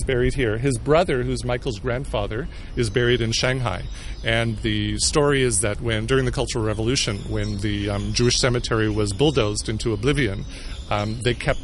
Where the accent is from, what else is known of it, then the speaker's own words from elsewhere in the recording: Canada; I'm Canadian